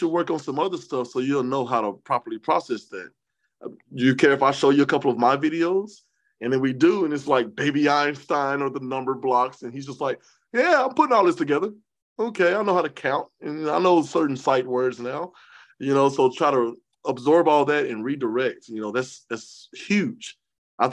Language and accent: English; Columbia, Tennessee, United States; also born or lived in Dallas, Texas; I was born in Dallas, Texas. She was born in Atlanta, Georgia. But we spent most of our lives in a small town of Columbia, Tennessee